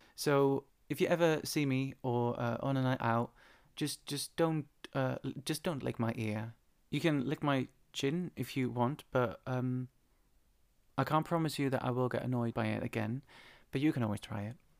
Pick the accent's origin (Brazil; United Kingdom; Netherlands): Netherlands; moved away; Back in the Netherlands, I remember, it must be eight, eight, nine years ago, there was this guy in my hometown